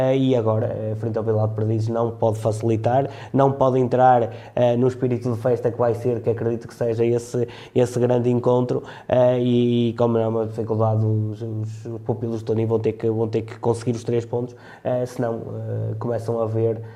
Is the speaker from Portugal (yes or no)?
yes; Trás-os-Montes, Portugal; como transmontano